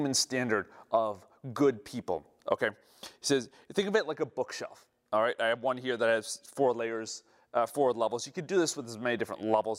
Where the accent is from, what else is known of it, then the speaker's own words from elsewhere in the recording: Chicago, Illinois, United States; I'm from Chicago.